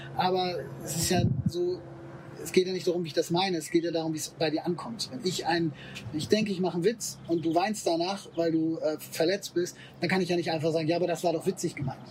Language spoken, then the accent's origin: German; Germany; Ich bin natürlich in Deutschland geboren, ich spreche die Sprache, ich äh, war hier in der Schule